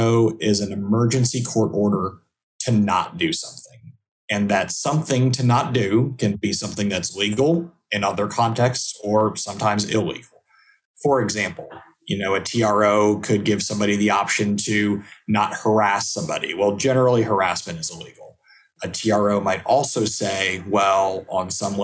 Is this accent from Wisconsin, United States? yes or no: no; Houston, Texas, United States; now in McKinney, United States; I'm from Houston originally